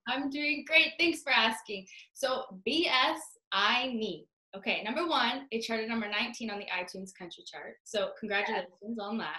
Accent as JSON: {"language": "English", "town": "Toronto", "region": "Ontario", "country": "Canada", "said": "I'm from Toronto"}